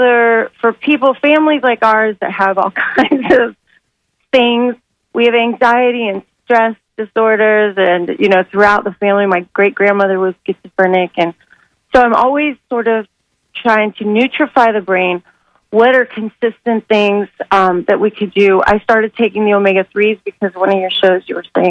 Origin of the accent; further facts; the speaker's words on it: Sarasota, Florida, United States; I'm from Sarasota, I was born there